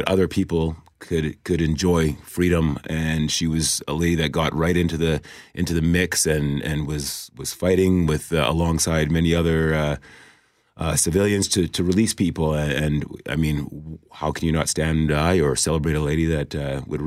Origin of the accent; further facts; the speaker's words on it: Winnipeg, Manitoba, Canada; I grew up in South St. Vitale